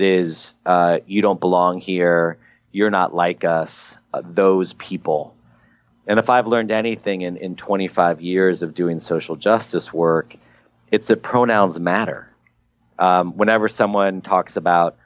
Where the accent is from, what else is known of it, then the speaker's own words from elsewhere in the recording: Midwest, United States; an angry 14-year-old growing up in the Midwest